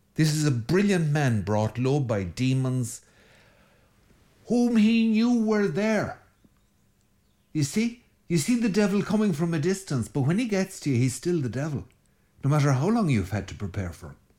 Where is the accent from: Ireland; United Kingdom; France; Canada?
Ireland; every good Irish boy, I grew up on an unrestrained diet of Enid Blyton